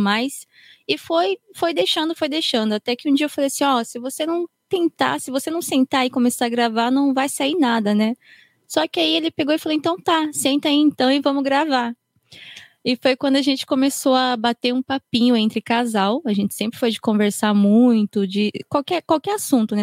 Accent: Japan; Eu fui criada aqui no Japão, sempre estudei aqui

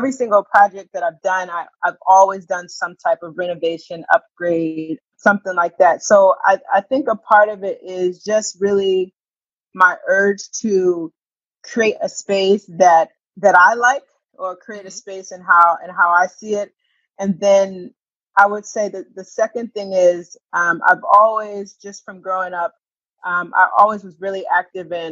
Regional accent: Springfield, Massachusetts, United States; moved away as an adult; also born or lived in Washington, District of Columbia, United States; I grew up in Springfield, Massachusetts

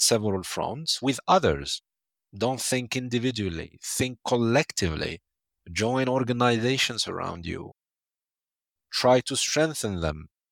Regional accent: Algeria; my home country, Algeria

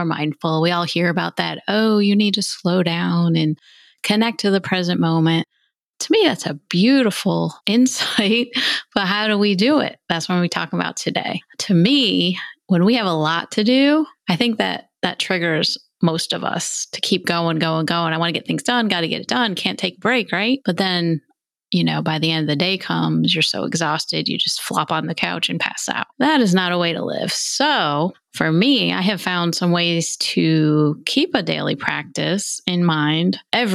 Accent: New York, United States; I'm from New York State

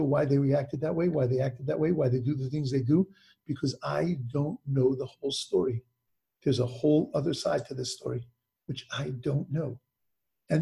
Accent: Long Island, New York, United States; also born or lived in Brooklyn; I grew up in Long Island, and in Long Island, New York, we moved into a new development

